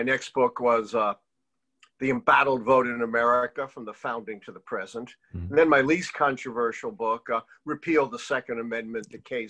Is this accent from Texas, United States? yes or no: no; New York City, New York, United States; I grew up in Brownsville, actually.